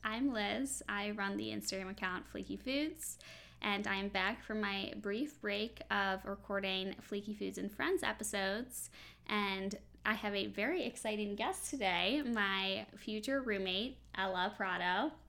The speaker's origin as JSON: {"language": "English", "area": "suburbs of Chicago", "region": "Illinois", "country": "United States", "accent": "Chicago", "said": "And we're both from the suburbs of Chicago. So you can really tell my Chicago accent from that."}